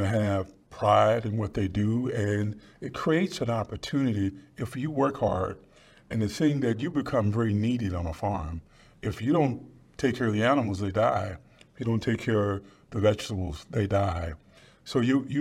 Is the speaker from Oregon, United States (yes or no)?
no; Dallas, Texas, United States; I grew up in South Dallas. I'm a resident of South Dallas